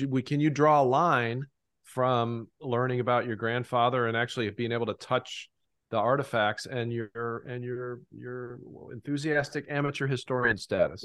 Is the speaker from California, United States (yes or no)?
no; Fort Stephenson, Ohio, United States; Fort Stevenson in my hometown